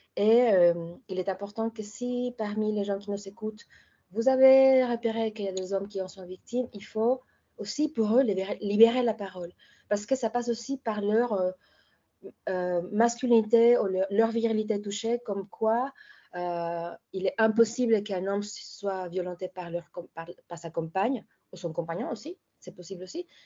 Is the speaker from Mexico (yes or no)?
yes; Mexico; moved away; chez moi au Mexique